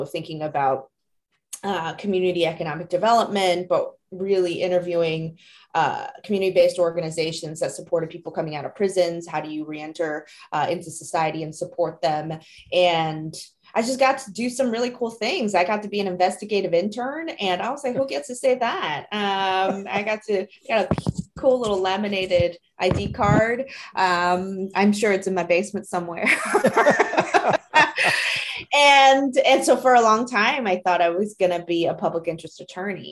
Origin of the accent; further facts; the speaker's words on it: New Jersey, United States; English is a second language; also born or lived in Taiwan; I'm an immigrant from Taiwan. I actually moved here with my family when I was 10 years old. And so we moved to a very small town in New Jersey.